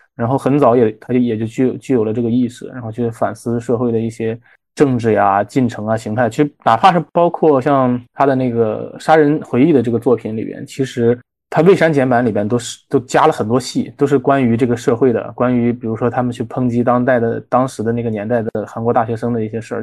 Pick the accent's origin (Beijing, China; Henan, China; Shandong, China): Shandong, China; 我是山东人